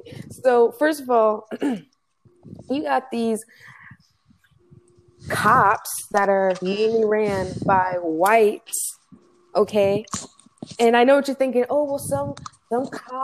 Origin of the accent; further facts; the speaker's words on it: United States; I'm American, you know, unfortunately born and raised